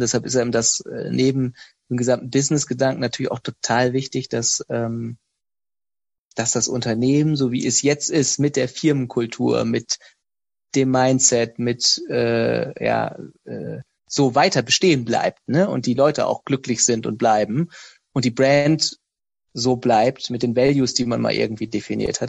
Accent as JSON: {"language": "German", "town": "Osnabrück", "region": "Lower Saxony", "country": "Germany", "tie": "born or raised there", "said": "ich bin in Osnabrück aufgewachsen, habe ihr Abitur gemacht"}